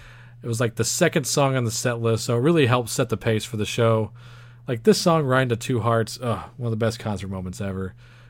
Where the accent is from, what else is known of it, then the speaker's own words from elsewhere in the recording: Texas, United States; we're from Texas.